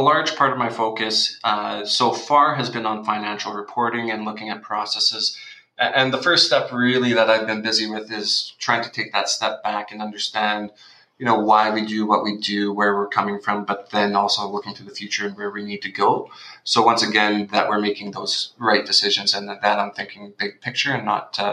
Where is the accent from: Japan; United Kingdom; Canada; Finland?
Canada; Winnipeg, Manitoba; I grew up in Winnipeg.